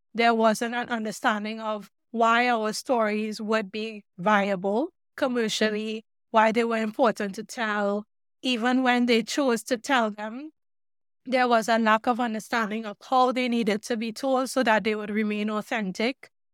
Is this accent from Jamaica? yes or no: no; Trinidad & Tobago; moved away; also born or lived in Oregon, United States; I grew up in Trinidad and the Caribbean